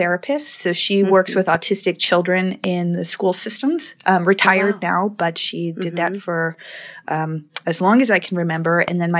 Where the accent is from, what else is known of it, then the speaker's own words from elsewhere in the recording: Wisconsin, United States; In Wisconsin.